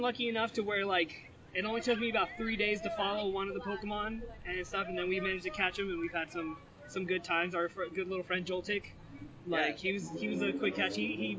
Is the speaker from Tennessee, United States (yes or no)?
no; Big Bear, California, United States; now in Orange County, United States; we're actually from Big Bear. We grew up together, … and myself and a couple of our friends. We've moved down to Orange County together